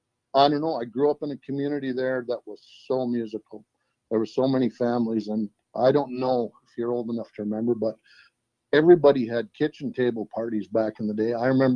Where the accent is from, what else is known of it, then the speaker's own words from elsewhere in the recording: Fairview, United States; I grew up in Fairview. I was born and raised there.